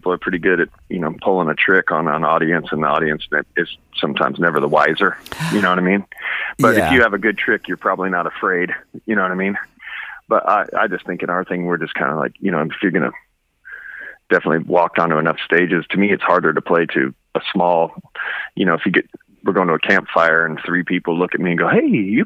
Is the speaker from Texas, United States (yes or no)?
no; Seattle, Washington, United States; I grew up in Seattle